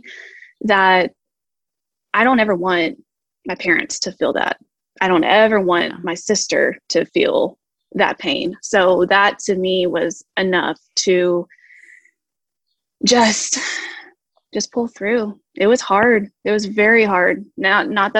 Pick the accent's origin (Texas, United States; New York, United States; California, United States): Texas, United States; I am from Texas